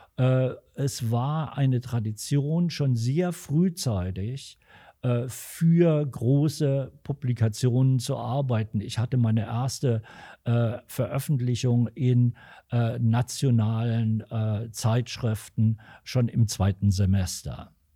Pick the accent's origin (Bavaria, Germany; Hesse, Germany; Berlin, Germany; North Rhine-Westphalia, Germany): Hesse, Germany; Alsfeld; moved away as an adult; also born or lived in Eifa; now in Los Angeles, United States; Ich bin äh, dann mit meinen Eltern im Alter von fünf, nein, mit sechs Jahren von Eifa nach Alsfeld gezogen und habe seit der Zeit hier auch immer einen Wohnsitz gehabt